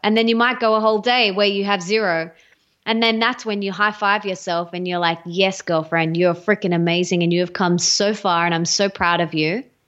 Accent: Australia; accent: Aussie; I'm Australian. Um, you can hear my Aussie accent, I'm sure.

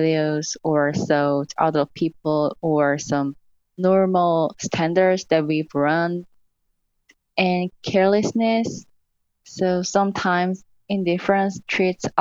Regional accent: South Korea; moved away as an adult; now in United States; I'm from South Korea

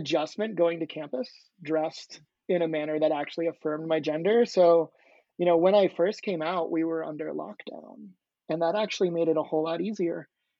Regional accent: Long Island, New York, United States; born there; So I was born in Long Island, New York, and then I spent some time as a child before going to graduate school to get my PhD in philosophy.

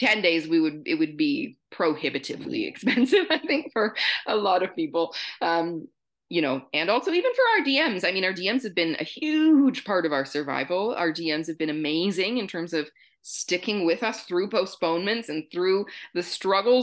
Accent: Canada; Being Canadian, we're maybe a little more comfortable in French

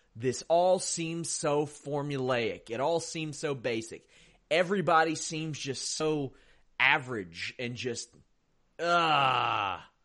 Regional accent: Kentucky, United States; I'm from Kentucky. I talk slow as hell.

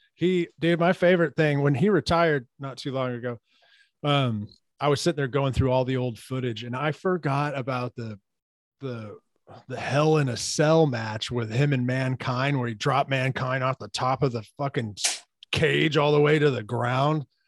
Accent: Katy, Texas, United States; now in Kingwood, United States; I'm born and raised in Katy, Texas

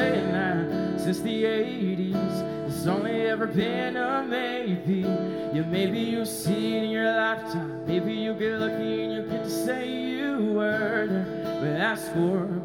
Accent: Toccoa, Georgia, United States; I'm from Toccoa. Georgia

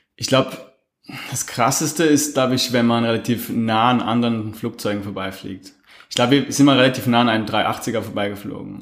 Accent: Switzerland; bei uns in der Schweiz

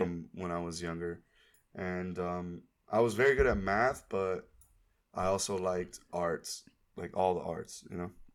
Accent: Miami, Florida, United States; moved away; also born or lived in Tallahassee, Florida; I am from Miami, Florida. I grew up in Kendall, which is a suburb out west

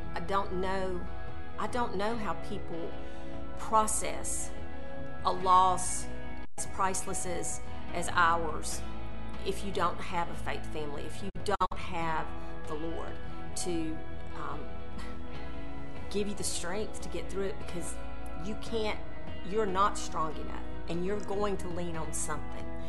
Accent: Valdosta, Georgia, United States; I was born and raised in Valdosta

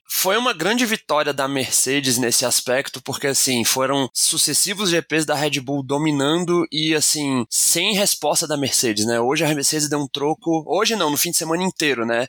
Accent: Brasília, Federal District, Brazil; Verstappen veio aqui nas minhas terras

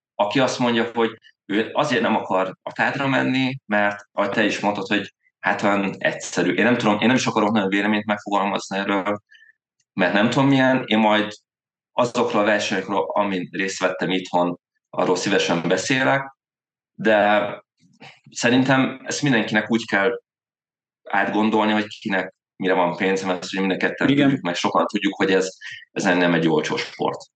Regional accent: Veszprém, Veszprém County, Hungary; also born or lived in Zirc; én effektív Veszprémi vagyok, uh-huh. a, ott uh, Zircen születem Veszprémi srác vagyok

